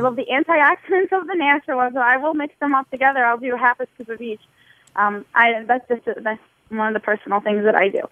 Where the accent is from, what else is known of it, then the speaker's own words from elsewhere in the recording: Toledo, Ohio, United States; I'm from Toledo. I guess we talk really fast